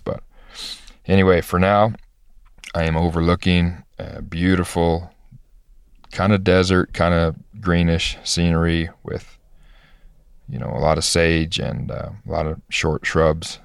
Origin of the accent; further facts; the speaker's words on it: Kansas City, Missouri, United States; I grew up just north of Kansas City and Missouri